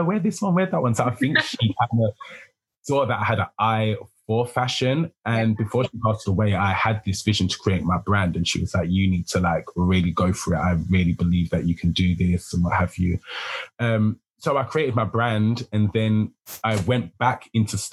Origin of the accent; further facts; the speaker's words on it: United Kingdom; I'm a British fashion designer